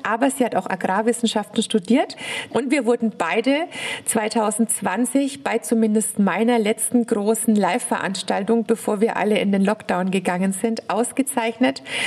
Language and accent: German; Bavaria, Germany; komme ich ja aus Bayern